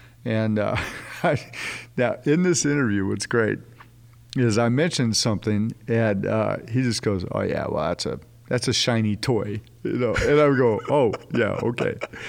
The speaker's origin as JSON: {"language": "English", "region": "California", "country": "United States", "tie": "born there", "lives_now": "Texas, United States", "said": "I was born in California, but my family came to Texas in 1827. Mm-hmm. But when I came back, they said, well, you weren't born here, but you got here as fast as you could."}